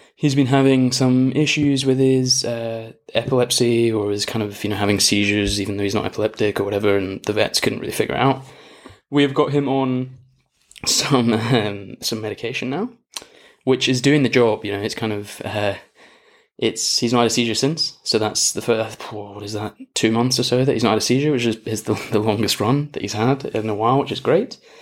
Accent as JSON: {"language": "English", "region": "Scotland", "country": "United Kingdom", "moved": "as an adult", "lives_now": "Australia", "said": "being Scottish"}